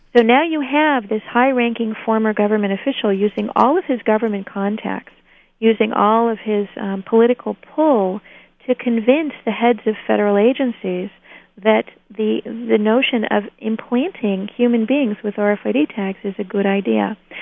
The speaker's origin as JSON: {"language": "English", "region": "New Hampshire", "country": "United States", "tie": "born or raised there", "said": "Here in my home state of New Hampshire"}